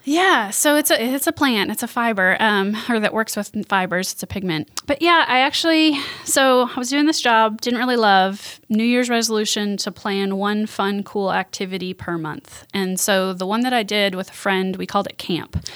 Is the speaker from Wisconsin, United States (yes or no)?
yes; Milwaukee, Wisconsin, United States; moved away as an adult; now in Jackson, United States; I'm from Milwaukee, Wisconsin